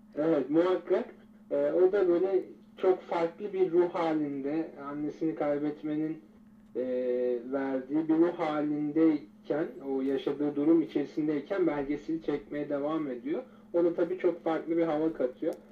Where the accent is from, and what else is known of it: Turkey